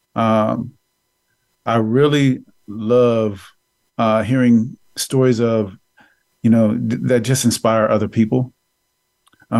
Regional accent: San Francisco, California, United States; I grew up in San Francisco, in the inner city of San Francisco, in the Fillmore District

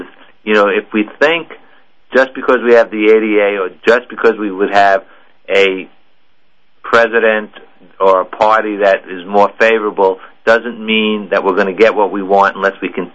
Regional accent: New York, United States; I'm from New York

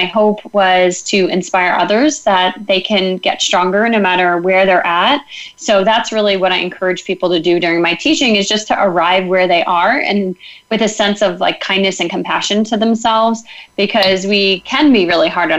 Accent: Northern Westchester, New York, United States; moved away as an adult; also born or lived in Philadelphia; I grew up in Northern Westchester, just about an hour north of the city

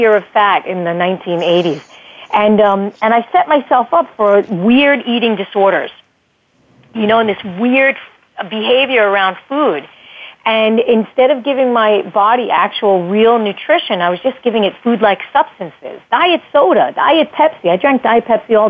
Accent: United States; as an American kid growing up in the 70s

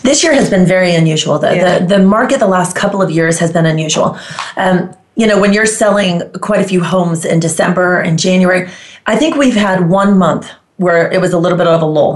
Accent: Heraklion, Crete, Greece; also born or lived in Las Colinas, Texas / Keller, Texas; now in Dallas/Fort Worth, United States; I am from Greece, originally from Crete. My hometown is Iraklion

